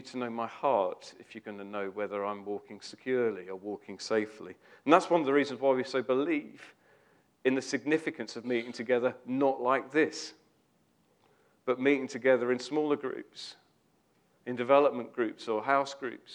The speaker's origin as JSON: {"language": "English", "country": "United Kingdom", "said": "we're British"}